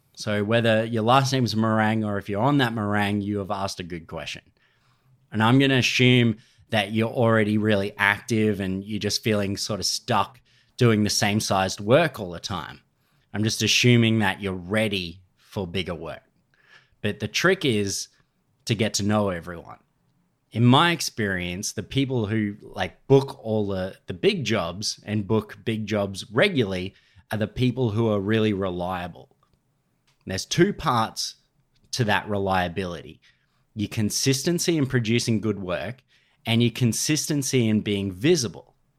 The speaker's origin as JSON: {"language": "English", "country": "Australia", "said": "I'm Australian."}